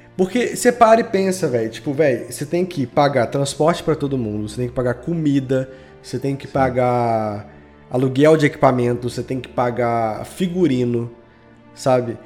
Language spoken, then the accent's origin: Portuguese; Belo Horizonte, Minas Gerais, Brazil; eu sou de Belo Horizonte